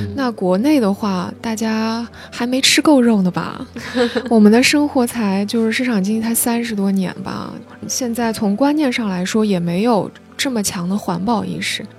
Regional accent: China; 我们中国人

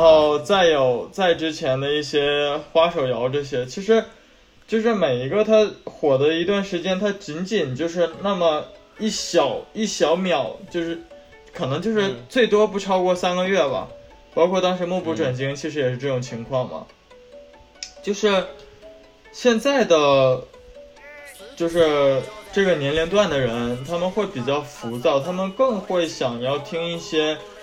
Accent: Northeast China, China; accent: Northeastern; 作为东北人的话，我会嗯。加一些东北的口音进去

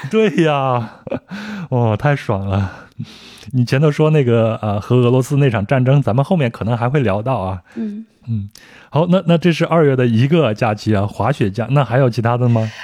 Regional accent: China; 我小时候生活在农村

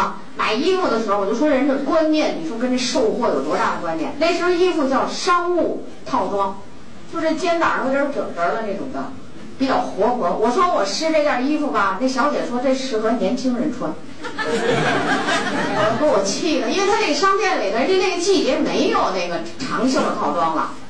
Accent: Xi'an, Shaanxi, China; 我的祖籍，我的出生地就在西安

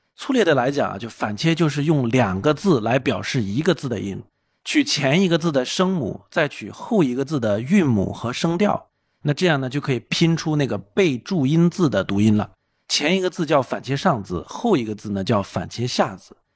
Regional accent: Sichuan, China; 我家乡四川啊

